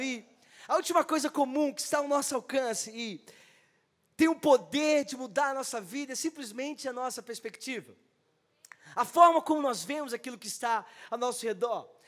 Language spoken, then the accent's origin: Portuguese; Rio de Janeiro, Brazil; moved away as an adult; now in Osasco, Brazil; eu cresci no Rio, eu sou carioca